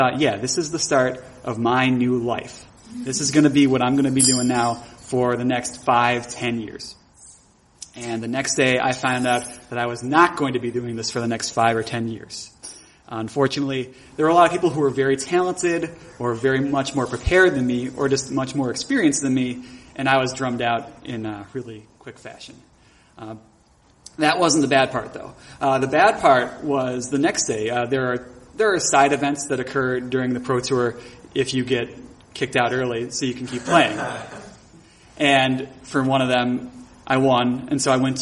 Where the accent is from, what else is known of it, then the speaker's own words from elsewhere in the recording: Buffalo, New York, United States; I started doing improv comedy in my hometown of Buffalo, New York